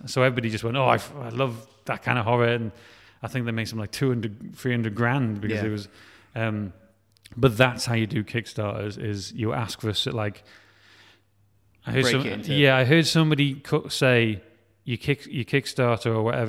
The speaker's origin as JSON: {"language": "English", "region": "Wales", "country": "United Kingdom", "said": "we're talking with, like, Film Wales and I'm Welsh, and they're kind of like, no, you need to talk about you more because you're Welsh."}